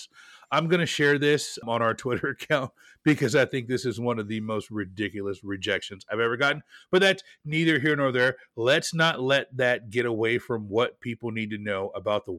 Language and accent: English; Portland, Oregon, United States; my hometown of Portland, Oregon